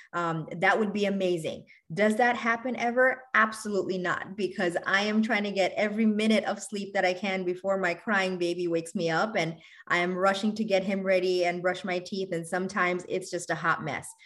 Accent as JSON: {"language": "English", "town": "New York City", "region": "New York", "country": "United States", "tie": "born or raised there", "also_born_or_lived": "Bangladesh", "said": "I'm originally from Bangladesh. I grew up in New York City"}